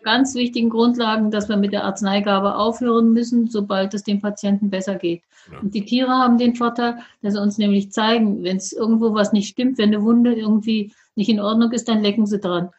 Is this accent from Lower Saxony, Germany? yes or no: no; Berlin, Germany; als Berliner Großstadtkind